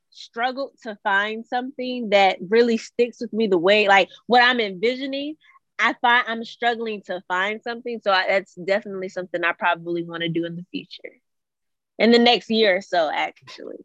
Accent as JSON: {"language": "English", "town": "Suffolk", "region": "Virginia", "country": "United States", "said": "I am from Suffolk, Virginia. It's a little small city in um, Virginia."}